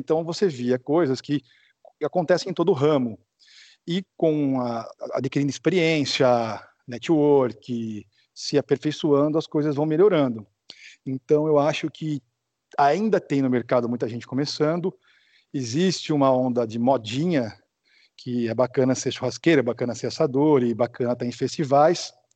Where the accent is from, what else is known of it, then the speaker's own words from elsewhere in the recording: Americana, São Paulo, Brazil; eu voltei para Americana, que é de onde eu sou, aqui no interior de São Paulo